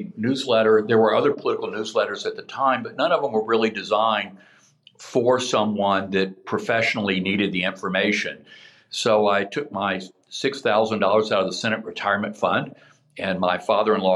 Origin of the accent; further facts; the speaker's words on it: Shreveport, Louisiana, United States; moved away as an adult; now in Washington, United States; I was born and raised in Shreveport, Louisiana